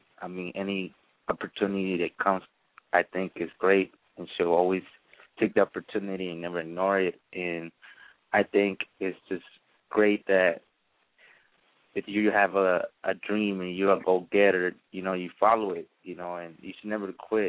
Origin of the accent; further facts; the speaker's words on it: Los Angeles, California, United States; also born or lived in La Ceiba, Honduras; Actually, I was born in Central America, which is Honduras, La Ceiba, one of the tourist places. And then I came over here when I was like 4 years old. And I lived in Los Angeles for a couple of years